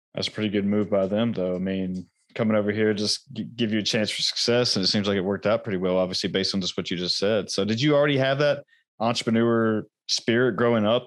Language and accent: English; United States; I was born here in America, but you know, and I've, I've never been outside the country yet